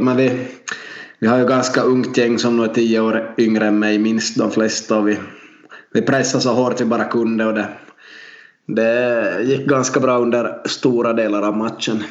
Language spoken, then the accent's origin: Swedish; Vaasa, Ostrobothnia, Finland; Vi är två lärare från Vasa